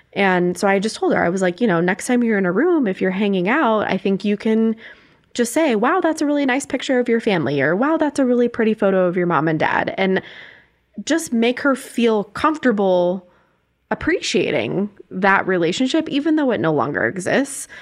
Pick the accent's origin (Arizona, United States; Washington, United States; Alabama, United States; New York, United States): Arizona, United States; now in Denver, United States; I'm from Arizona